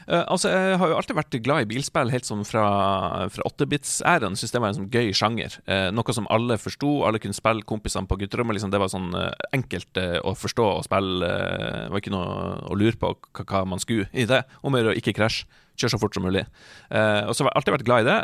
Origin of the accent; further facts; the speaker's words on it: Hamarøy, Nordland, Norway; hjemme på Hamarøy